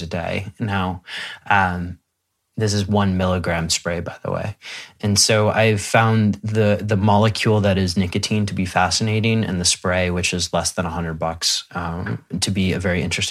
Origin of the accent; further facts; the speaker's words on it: Midwest, United States; I grew up in the Midwest in the United States